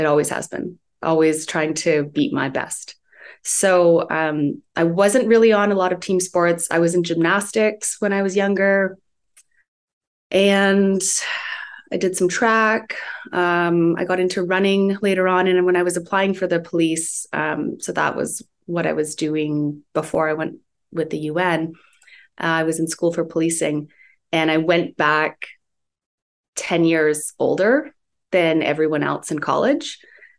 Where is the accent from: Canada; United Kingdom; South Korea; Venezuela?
Canada; Guelph, Ontario; No, I'm from Ontario, close to Toronto, like